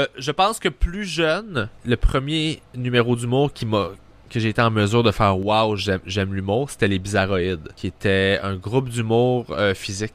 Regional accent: Sainte-Julie, Quebec, Canada; C'était dans une polyvalente à saint julie là où j'ai grandi

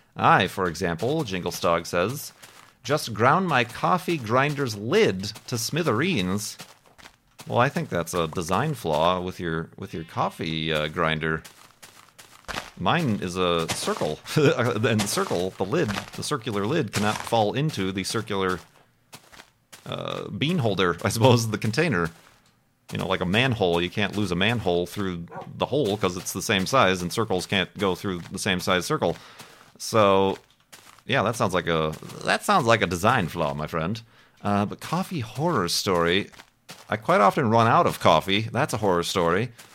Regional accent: Chicago, Illinois, United States; I'm from Chicago

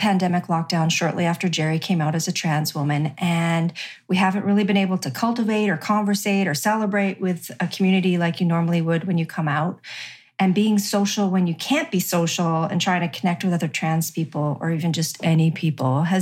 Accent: Regina, Saskatchewan, Canada; I grew up in Regina, Saskatchewan

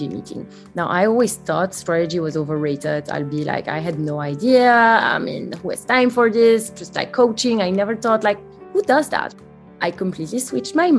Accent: Belgium; English is a second language; now in United States; Yes, you can hear it from my accent. I'm not from the US. I'm actually from Belgium.

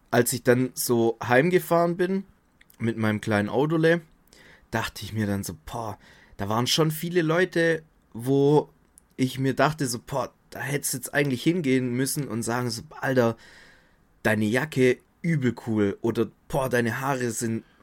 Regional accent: Baden-Württemberg, Germany; als Schwabe, wenn man nichts sagt, ist eigentlich gelobt genug.

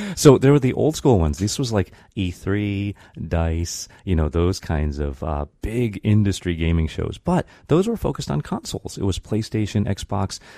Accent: Brighton, Michigan, United States; moved away; also born or lived in Japan; growing up in Brighton, it was tough

